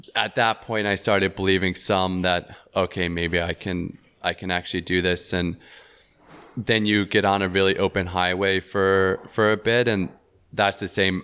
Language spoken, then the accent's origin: English; Tennessee, United States; also born or lived in Knoxville, Tennessee; in my home state in the town that I was living